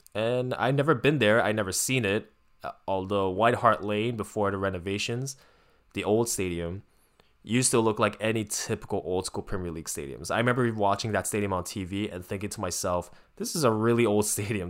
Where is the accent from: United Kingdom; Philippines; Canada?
Canada; as a Canadian fan